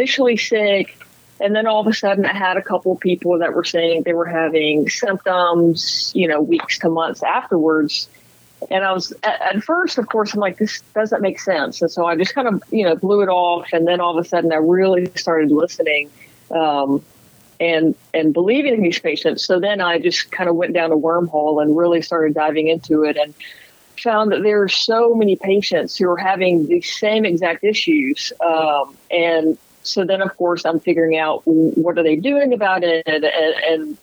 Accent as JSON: {"language": "English", "region": "Mississippi", "country": "United States", "moved": "as an adult", "said": "I'm from Mississippi"}